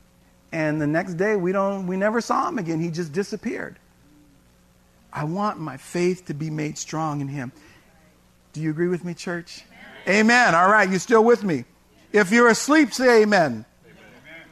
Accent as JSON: {"language": "English", "town": "San Francisco", "region": "California", "country": "United States", "tie": "born or raised there", "also_born_or_lived": "Tracy, California", "said": "when I was a kid growing up in San Francisco"}